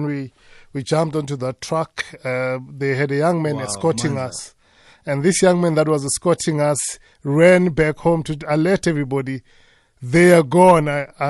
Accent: Amersfoort, Mpumalanga, South Africa; also born or lived in Ermelo; I grew up in Tahakral, Tahakral is just in that one horse town called Amersfoort

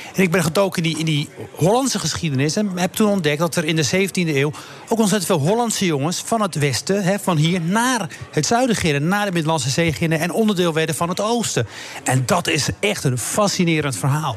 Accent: Morocco; now in Netherlands; Ik heb een paar jaar geleden in Marokko op die kust gestaan bij mijn geboortedorp.

